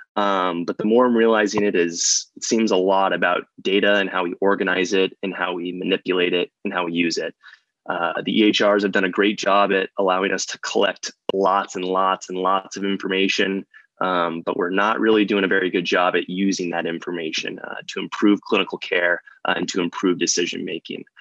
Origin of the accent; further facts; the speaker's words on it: Arizona, United States; moved away as an adult; also born or lived in Chicago / New York; I'm originally from Arizona